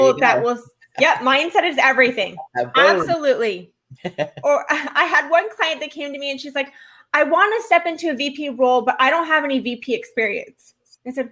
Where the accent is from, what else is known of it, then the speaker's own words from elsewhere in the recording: Orange County, California, United States; now in Florida, United States; I came from Orange County. That's where I was born and raised